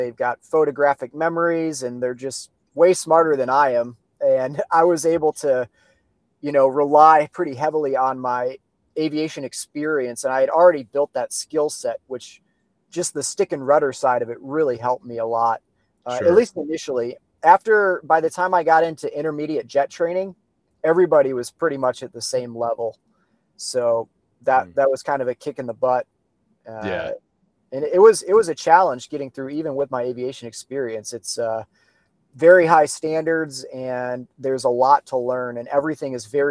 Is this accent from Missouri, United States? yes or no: no; Traverse City, Michigan, United States; moved away; I grew up in Traverse City.